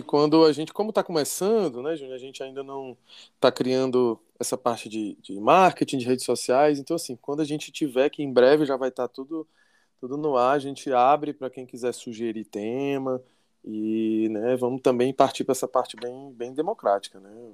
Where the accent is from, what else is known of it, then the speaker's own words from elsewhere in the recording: Fortaleza, Ceará, Brazil; accent: cearês; nós somos daqui de, daqui de Fortaleza, no Ceará